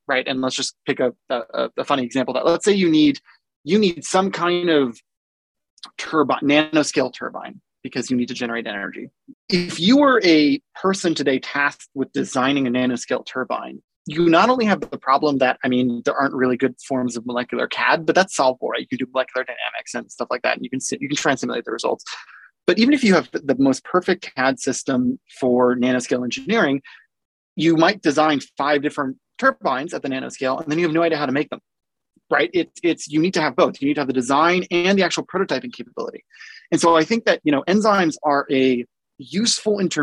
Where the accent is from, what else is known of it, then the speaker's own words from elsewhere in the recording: Davis, California, United States; also born or lived in Boulder, Colorado / Yugoslavia / Central Valley, California; I was growing up in Davis, California